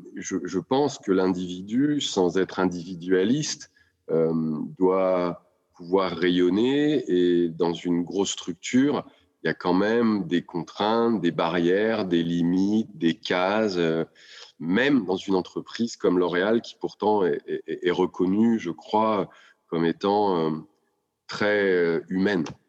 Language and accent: French; Lyon, Auvergne-Rhône-Alpes, France; moved away as an adult